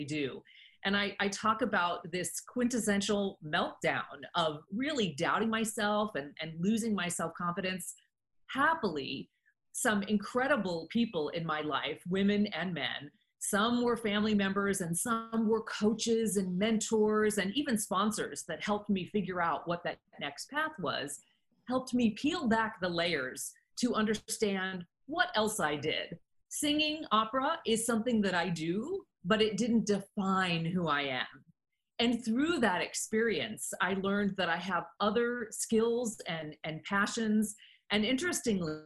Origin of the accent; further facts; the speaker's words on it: United States; I was a very focused young woman in high school, growing up in the United States